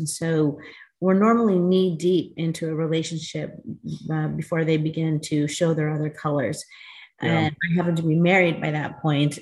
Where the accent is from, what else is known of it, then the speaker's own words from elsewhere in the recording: United States; also born or lived in Newport Beach, California; I am an American-born Latina American Indian, and I reside in Newport Beach, California with my husband of 30 years.